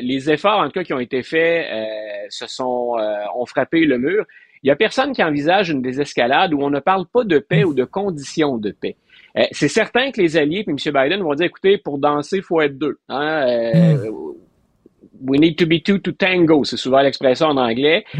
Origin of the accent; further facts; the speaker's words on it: Quebec, Canada; comme Québécois